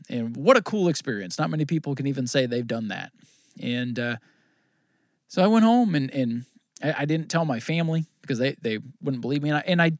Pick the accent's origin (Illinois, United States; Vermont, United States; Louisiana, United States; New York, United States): Vermont, United States; I grew up in Vermont, watched Thunder Road, watched, you know, Plattsburgh, all this stuff.